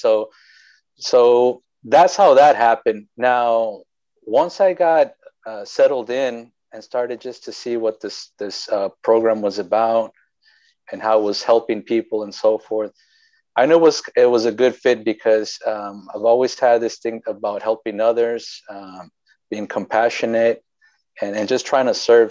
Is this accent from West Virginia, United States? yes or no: no; Wasco, California, United States; I'm actually from Wasco, born and raised there, and you know I think one of the few that that still live in the place that they were born